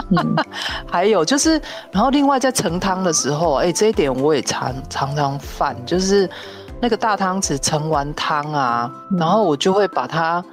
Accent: Taiwan; 我们台湾人在吃面啊，我嗯。妈就真的是教我说，真的是要用筷子夹面，然后要放在汤匙里面吃进去

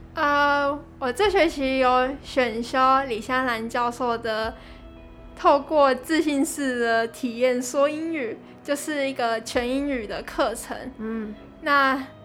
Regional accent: Kaohsiung, Taiwan; 我是土生土长的高雄人

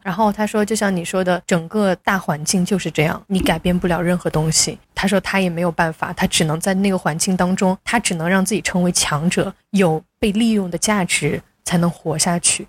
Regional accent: Sichuan, China; moved away as an adult; also born or lived in Chengdu; now in Singapore; 中国大陆四川长大的，在成都工作了两到三年，现在就到这边咯

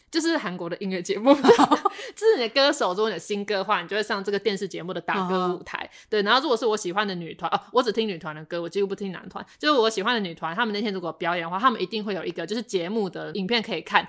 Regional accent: Taipei, Taiwan; 我身为一个台北人，我就是过太爽了

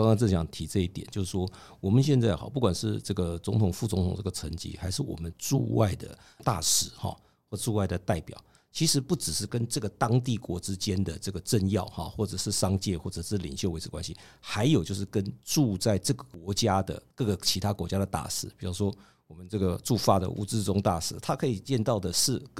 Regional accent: Taiwan; 我们一直就是中华民国台湾嘛

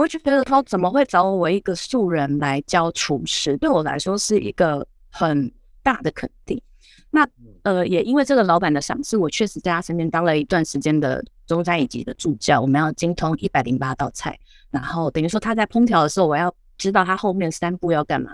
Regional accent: southern Taiwan, Taiwan; 我是南部人

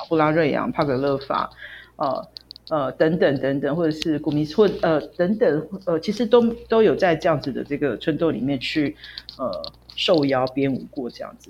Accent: Taichung, Taiwan; moved away; 我是台中人嘛，我就回台中休息这样

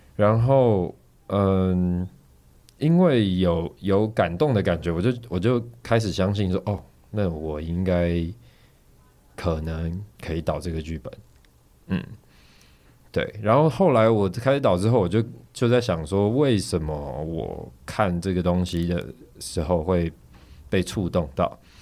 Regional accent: Taiwan; 我们台湾这边是怎么教的

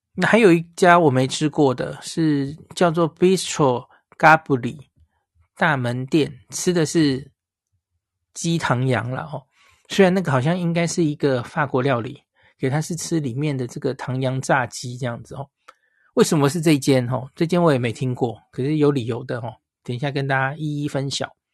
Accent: Taiwan; 我们台湾人

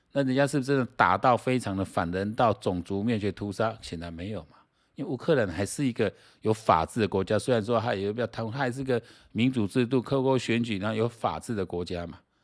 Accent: Taiwan; 像我们台湾这边的话

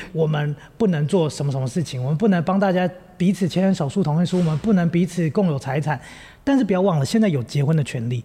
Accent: Taipei, Taiwan; moved away as an adult; also born or lived in Hualien; 我们两个背景很像是因为我们都在台北长大

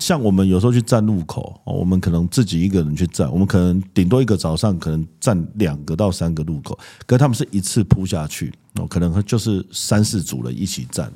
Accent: Keelung, Taiwan; 我故乡基隆

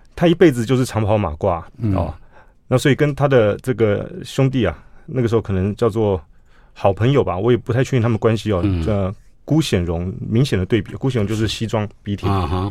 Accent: Taipei, Taiwan; 我们家在大龙洞

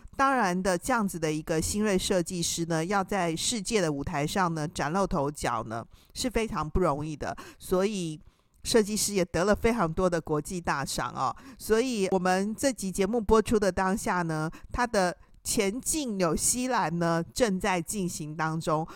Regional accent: Taiwan; 我们台湾人啊。就是很容易受到这个电视广告的一个影响

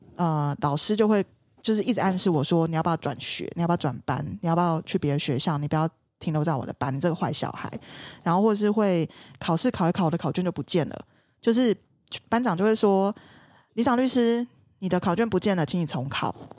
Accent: southern Taiwan, Taiwan; 我是南部人

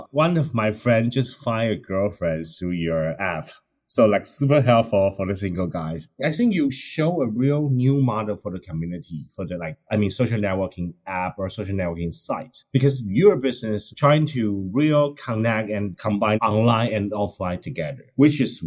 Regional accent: Taiwan; now in United States; I'm actually like kind of first immigrant in the States. But I would say I identify as a Taiwanese more than American for me.

